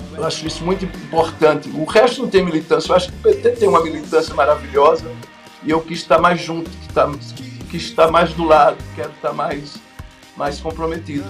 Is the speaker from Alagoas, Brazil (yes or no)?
no; Pernambuco, Brazil